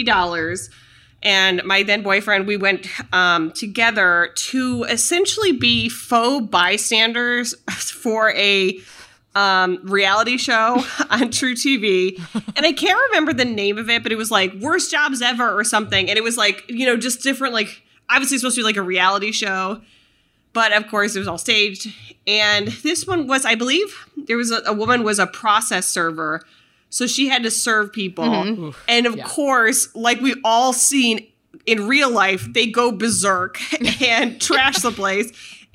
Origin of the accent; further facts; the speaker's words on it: New York, United States; When in reality, as a New Yorker, I would just leave.